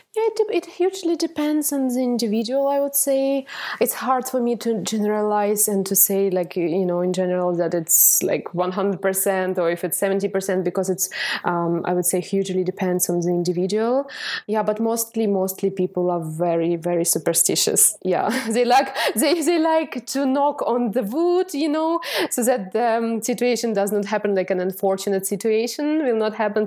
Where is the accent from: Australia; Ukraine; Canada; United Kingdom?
Ukraine; Dnipro, Dnipropetrovsk Oblast; English is a second language; moved away as an adult; now in Ireland; I was born and brought up in Ukraine, but actually to a Russian family, and uh, I really love my hometown of Dnipropetrovsk